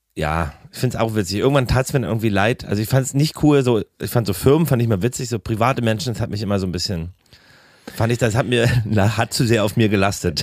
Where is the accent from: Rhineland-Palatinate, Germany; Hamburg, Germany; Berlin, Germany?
Berlin, Germany; wenn ich mich nach Karlshorst fahre. Äh, so, wo ich, wo ich aufgewachsen bin